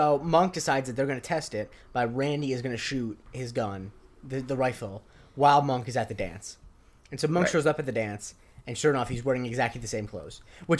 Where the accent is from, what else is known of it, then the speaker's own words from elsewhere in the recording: Florida, United States; there were wild boars where I grew up in Florida